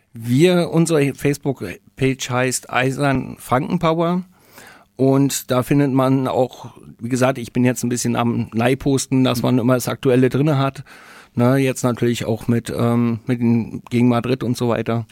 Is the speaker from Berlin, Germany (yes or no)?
yes; Berlin, Germany; now in Nuremberg, Germany; ich komme selber aus Berlin, bin gebürtiger Berliner äh, Pankower.